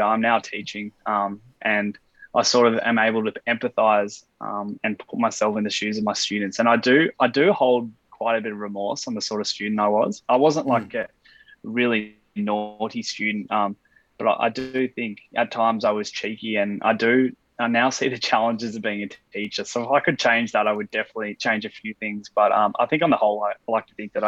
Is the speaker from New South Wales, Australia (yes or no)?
yes; Sydney, New South Wales, Australia; moved away as an adult; also born or lived in Sandringham, Victoria / Brisbane, Queensland; now in Alice Springs, Australia; I was born in Sandringham in Victoria in 1992. Spent a couple of years there and moved to sunny Brisbane till about 1994 roughly, and then moved to Sydney, where I spent, you know, the rest of my life really until moving to Alice Springs